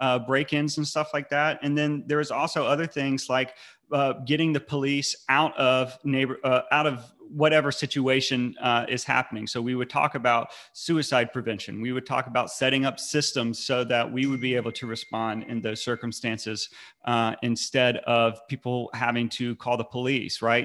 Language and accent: English; North Carolina, United States; I grew up in North Carolina. I've lived my entire life.